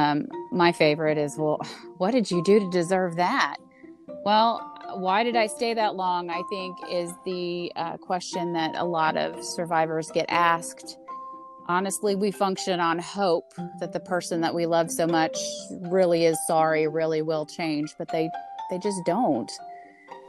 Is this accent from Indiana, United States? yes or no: yes; Indiana, United States; I'm from Indiana